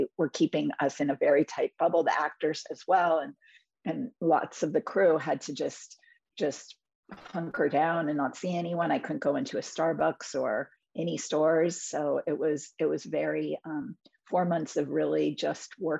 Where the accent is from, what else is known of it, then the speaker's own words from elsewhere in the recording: New York City, New York, United States; I grew up in New York City in the 80s and 90s